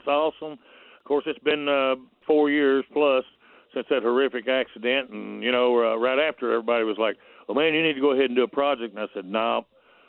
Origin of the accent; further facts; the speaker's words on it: United States; I still live in my hometown. I'm the last holdout. I never moved to Nashville. So, yes, I love my small town.